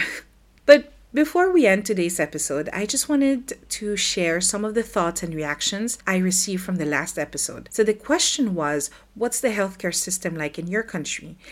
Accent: Philippines; moved away as an adult; now in France; I grew up in the Philippines and in two thousand eleven, I decided to move to France with my husband and my daughter.

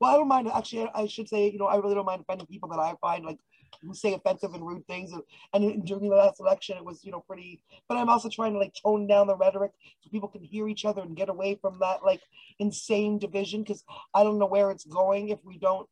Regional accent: Canada; I'm Canadian

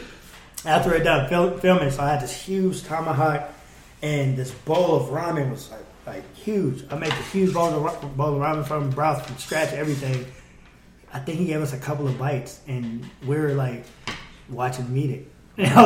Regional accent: United States; I'm from the United States

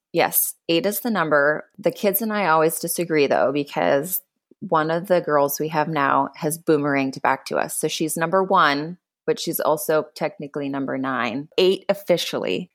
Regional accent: Minnesota, United States; moved away as an adult; now in Florida, United States; I grew up in Minnesota

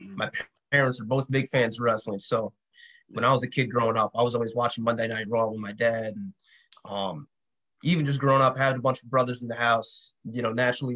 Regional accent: New York City, New York, United States; growing up in the city, I grew up in Queens

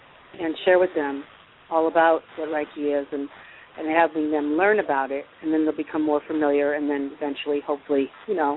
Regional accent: Massachusetts, United States; moved away; I'm from Massachusetts originally

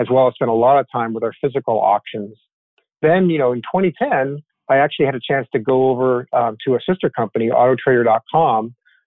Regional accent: Toronto, Ontario, Canada; moved away as an adult; now in United States; I grew up in Toronto, up in Canada

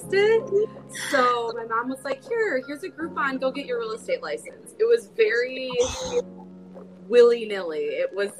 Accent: Metro Detroit suburbs, Southeast Michigan, United States; So I grew up in Southeast Michigan. So Metro Detroit suburbs area.

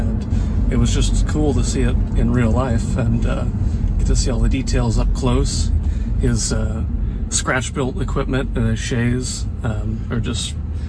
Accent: Roaring Camp, Santa Cruz Mountains, California, United States; growing up around Roaring Camp.

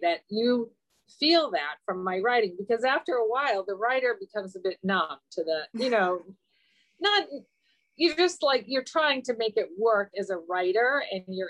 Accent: England, United Kingdom; I was born in England.

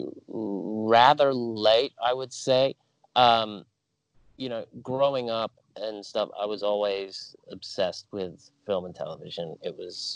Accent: Australia; I grew up in Australia, and then after I finished high school, I decided to go travel for a couple months.

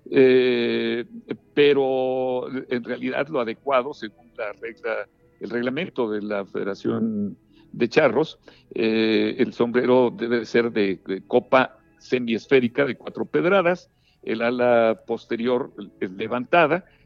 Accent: Mexico; nuestro México

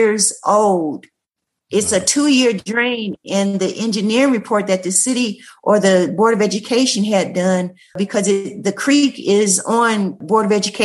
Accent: Nashville, Tennessee, United States; also born or lived in Loganville, Georgia; now in Reidsville, United States; I'm actually from Nashville, Tennessee

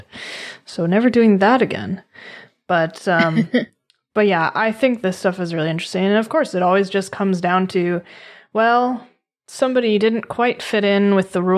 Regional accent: Boston, Massachusetts, United States; I grew up in Massachusetts. I was born in Boston, which is right outside of Salem

